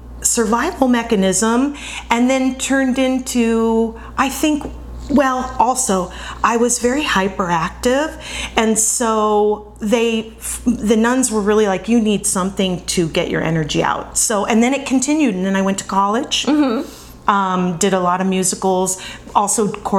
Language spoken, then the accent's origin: English; Vancouver, British Columbia, Canada; also born or lived in Colorado; now in Los Angeles, United States; I am from Vancouver, British Columbia, but my boarding school was in Colorado, so that's what I consider my home.